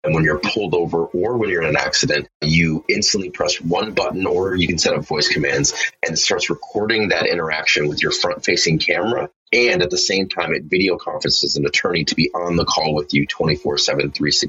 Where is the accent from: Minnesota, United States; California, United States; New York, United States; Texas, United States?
Minnesota, United States; Minneapolis–Saint Paul; We're three Black professionals born and raised in the Twin Cities here in Minnesota